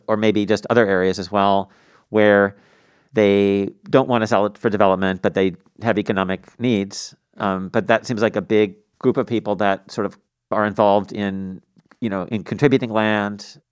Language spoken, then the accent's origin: English; Tacoma, Washington, United States; when I grew up in Tacoma